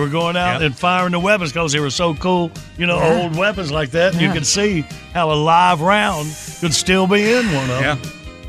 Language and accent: English; Dunn, North Carolina, United States; born or raised there